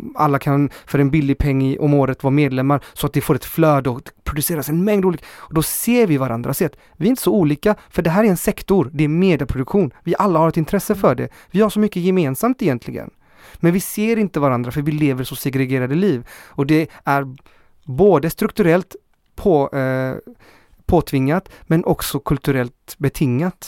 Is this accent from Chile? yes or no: yes; Chile; also born or lived in Hammarkullen, Gothenburg, Sweden; now in Gothenburg, Sweden; Jag är från Chile